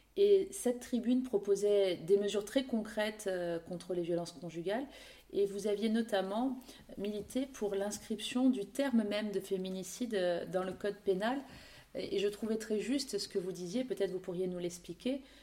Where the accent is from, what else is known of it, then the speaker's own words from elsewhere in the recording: Corsica, France; chez nous, en Corse